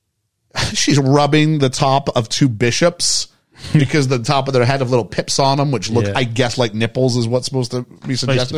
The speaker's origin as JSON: {"language": "English", "country": "Canada", "said": "As a Canadian"}